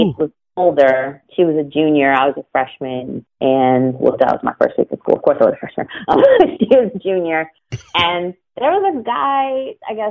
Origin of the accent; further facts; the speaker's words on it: Pittsburgh, Pennsylvania, United States; moved away as an adult; also born or lived in Florida; growing up in Pittsburgh